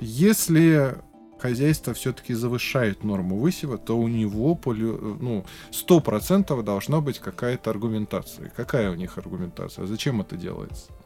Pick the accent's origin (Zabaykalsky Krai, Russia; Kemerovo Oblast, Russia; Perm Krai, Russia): Zabaykalsky Krai, Russia; я родом из Забайкалья